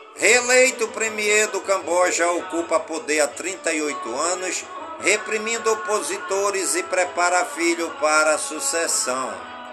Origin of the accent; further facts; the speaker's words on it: Careiro da Várzea, Amazonas, Brazil; em todas as comunidades do Careiro, da Vaze, a minha cidade natal